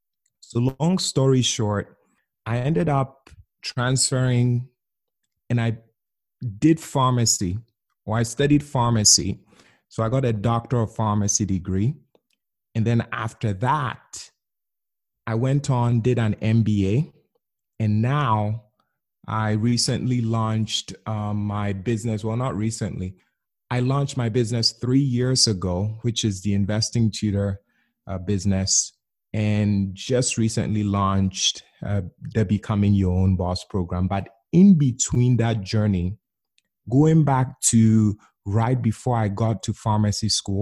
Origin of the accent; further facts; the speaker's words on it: Ghana; I grew up in Ghana, West Africa.